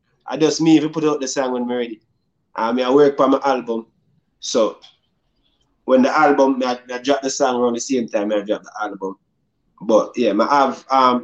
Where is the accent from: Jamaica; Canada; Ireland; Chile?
Jamaica; me growing up in Jamaica